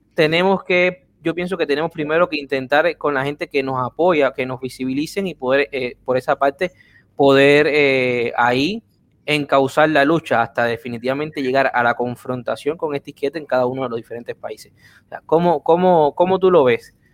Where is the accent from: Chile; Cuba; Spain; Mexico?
Cuba; Unirnos como cubanos